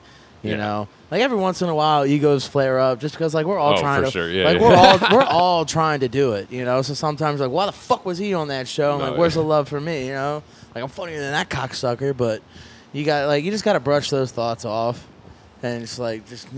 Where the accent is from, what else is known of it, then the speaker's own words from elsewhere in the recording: Lancaster, Pennsylvania, United States; right now I'm telling everybody I'm from Philly just because if I'd be like, oh, I'm from Lancaster, people are like, well, where's Lancaster? I'm like, it's outside of Philly.